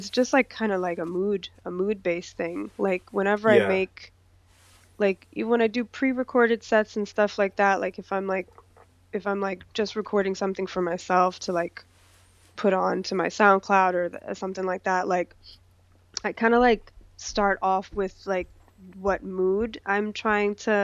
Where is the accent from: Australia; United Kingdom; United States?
United States; New York; moved away as an adult; also born or lived in Guyana / Montreal, Canada; now in Toronto, Canada; I grew up in New York. I wasn't born there. I was born in a country called Guyana in South America